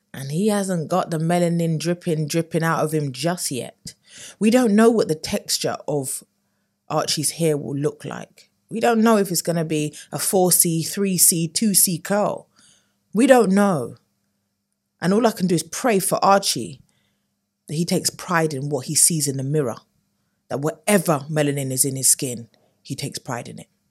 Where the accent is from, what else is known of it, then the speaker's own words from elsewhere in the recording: United Kingdom; we as U K Brits